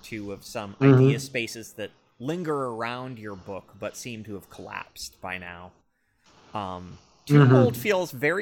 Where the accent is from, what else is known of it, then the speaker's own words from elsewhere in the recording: United States; being an American